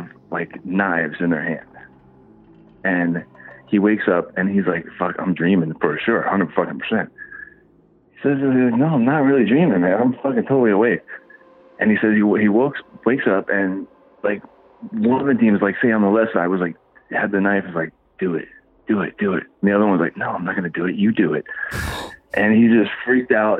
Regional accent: Fort Lauderdale, Florida, United States; I grew up in Fort Lauderdale

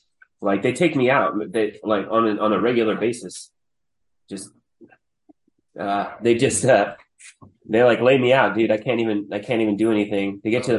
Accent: Austin, Texas, United States; also born or lived in Hobbs, New Mexico; I've lived here since I was two, but I was actually born in Hobbs, New Mexico, which is just like this on the right on the border of Texas. It's like this oil field town.

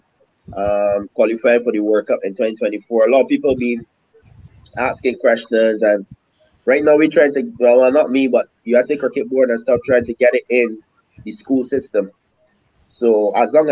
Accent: Barbados; moved away as an adult; also born or lived in Queens, New York; now in United States; me growing up in Barbados and in the Caribbean

